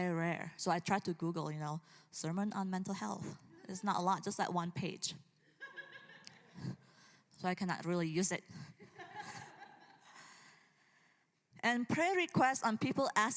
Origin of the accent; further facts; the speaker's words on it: Indonesia; moved away; growing up in Indonesia